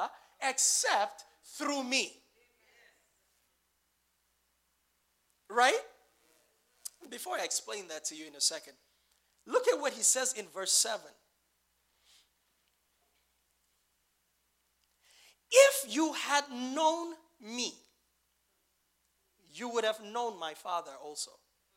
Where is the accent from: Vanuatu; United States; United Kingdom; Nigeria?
Nigeria; as a Nigerian